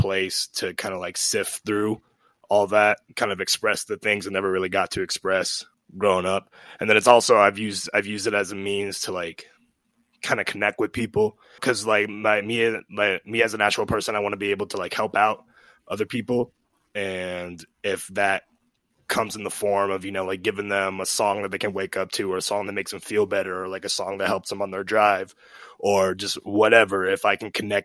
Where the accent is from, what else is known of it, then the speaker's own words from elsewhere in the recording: Ogden, Utah, United States; now in Salt Lake City, United States; I'm originally from, I grew up in Ogden, but I've since moved to Salt Lake, and now I'm based in Salt Lake